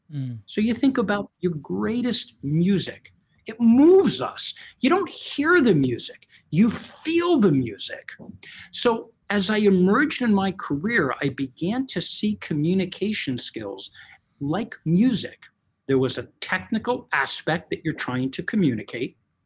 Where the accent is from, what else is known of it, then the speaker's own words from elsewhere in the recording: United States; born and bred in the United States under parents that spoke Portuguese to each other